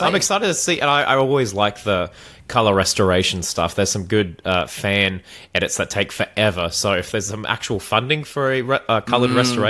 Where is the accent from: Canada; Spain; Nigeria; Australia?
Australia